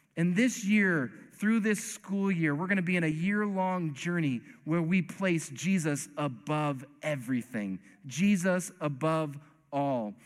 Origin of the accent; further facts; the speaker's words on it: East Coast, United States; I'm from the East Coast